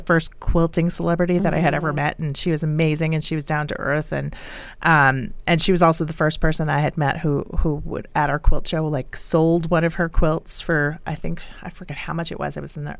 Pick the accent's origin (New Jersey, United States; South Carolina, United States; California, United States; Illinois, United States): New Jersey, United States; moved away as an adult; also born or lived in Boston / Chicago; now in Colorado, United States; So I grew up in New Jersey.